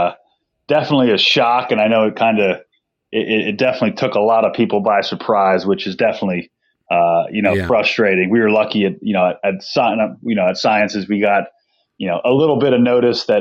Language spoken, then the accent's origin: English; Delaware County, Pennsylvania, United States; I'm from Delaware County. I went to Garnet Valley High School